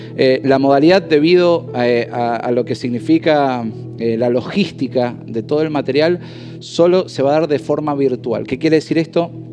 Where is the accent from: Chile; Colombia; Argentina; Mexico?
Argentina